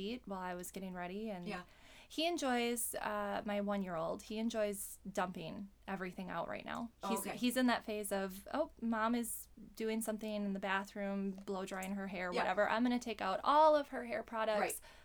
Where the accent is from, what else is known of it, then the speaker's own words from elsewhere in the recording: Waukesha, Wisconsin, United States; I grew up in Waukesha.